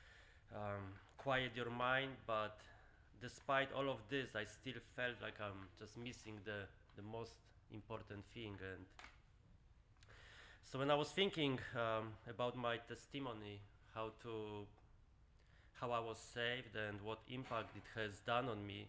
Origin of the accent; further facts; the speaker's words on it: Poland; moved away; I grew up in Poland